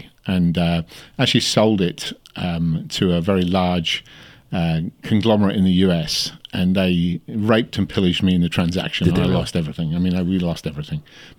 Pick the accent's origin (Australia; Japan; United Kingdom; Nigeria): Australia; Well, I went backwards and forwards to Great Britain over the years, but I came from Australia to here.